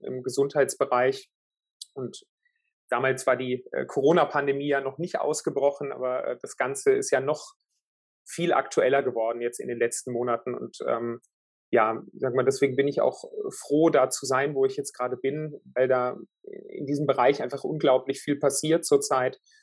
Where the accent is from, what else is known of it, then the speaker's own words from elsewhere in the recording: Würzburg, Bavaria, Germany; moved away; in Süddeutschland, in Würzburg, äh, in meiner Heimatstadt